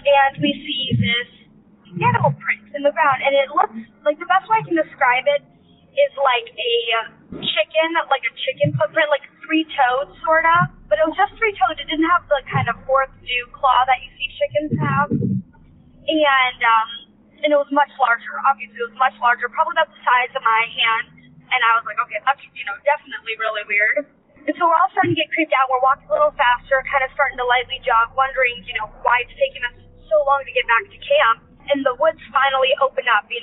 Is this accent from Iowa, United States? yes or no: no; Idaho, United States; I grew up in Idaho